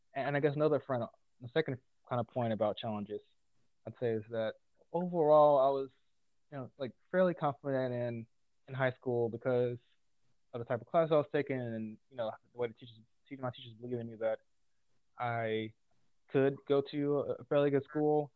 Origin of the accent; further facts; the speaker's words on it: Jackson, Mississippi, United States; I'm originally from Jackson, Mississippi. I grew up in a single parent household